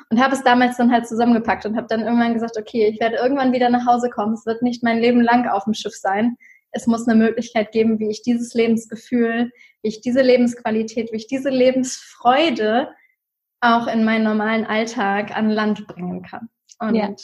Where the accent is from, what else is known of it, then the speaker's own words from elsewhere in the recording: Germany; Ähm, ich komme ursprünglich aus der Nähe von Hamburg und habe in 2016 für mich beschlossen, es muss irgendwie mehr für mein Leben geben.